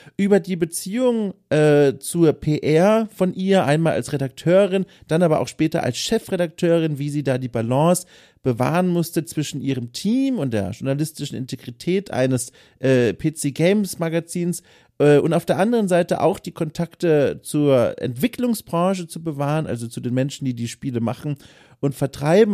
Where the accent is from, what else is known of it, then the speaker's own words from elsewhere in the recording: Lower Franconia, Bavaria, Germany; ich bin aus Unterfranken